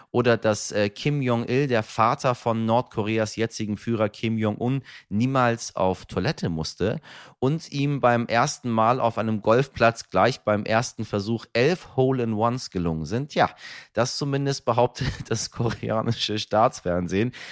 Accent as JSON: {"language": "German", "region": "Persian Gulf", "country": "Iran", "said": "Insbesondere als Iraner, meine Damen und Herren, auch ich stamme vom persischen Golf"}